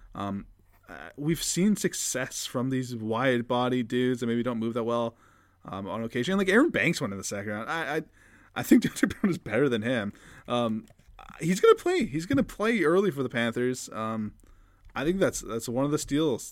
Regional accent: Canada; as a Canadian

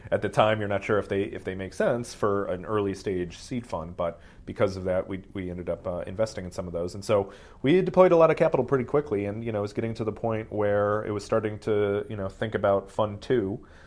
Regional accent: Ohio, United States; moved away as an adult; also born or lived in London; now in Silicon Valley, United States; I didn't grow up in Silicon Valley. I grew up in Ohio, very much outside of that world

